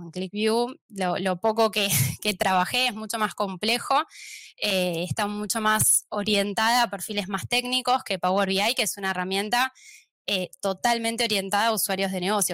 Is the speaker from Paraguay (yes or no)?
no; Argentina; accent: Argentine; moved away as an adult; now in Barcelona, Spain; van a notar por mi acento que soy argentina